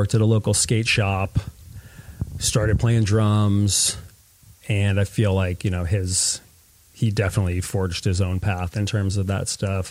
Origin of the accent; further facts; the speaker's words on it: Stratford, Connecticut, United States; I grew up and did most of my formative years in Stratford, which is sort of southern Connecticut between Bridgeport and New Haven